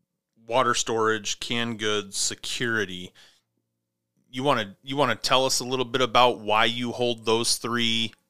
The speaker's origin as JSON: {"language": "English", "region": "Montana", "country": "United States", "tie": "born or raised there", "said": "I grew up in Montana"}